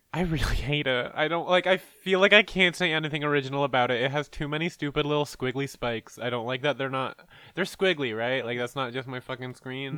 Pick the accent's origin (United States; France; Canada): Canada; I'm Canadian